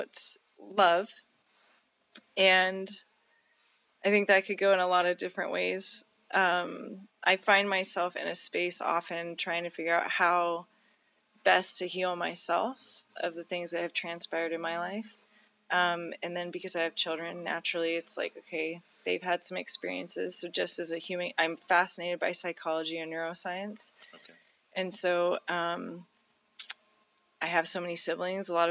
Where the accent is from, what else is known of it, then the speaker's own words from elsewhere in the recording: Reno, Nevada, United States; also born or lived in Stagecoach, Nevada; I was raised here in Reno, Nevada